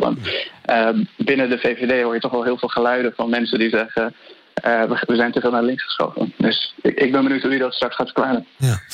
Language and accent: Dutch; Afghanistan; now in Netherlands; ik kom zelf uit Afghanistan